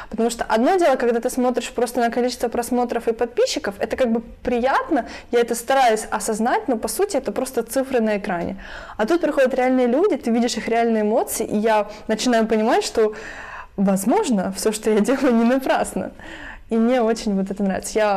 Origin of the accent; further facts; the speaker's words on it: Lviv, Lviv Oblast, Ukraine; also born or lived in Poland